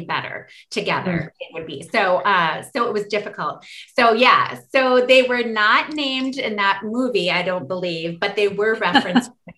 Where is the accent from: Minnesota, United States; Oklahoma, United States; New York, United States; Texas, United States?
Minnesota, United States; Forest Lake; our immediate community in Forest Lake, Minnesota, which is my hometown that I love still